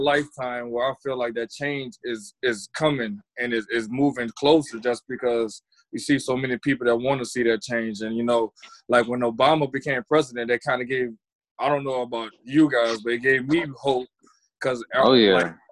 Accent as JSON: {"language": "English", "region": "the South", "country": "United States", "tie": "born or raised there", "moved": "yes", "lives_now": "Minneapolis, United States", "said": "growing up in the South"}